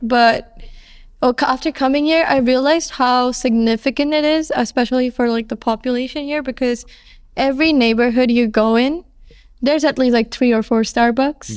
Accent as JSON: {"language": "English", "country": "India", "moved": "yes", "said": "I'm from India"}